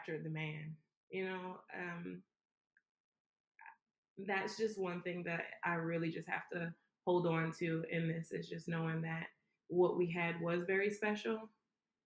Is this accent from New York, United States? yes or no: no; Savannah, Georgia, United States; I'm from Savannah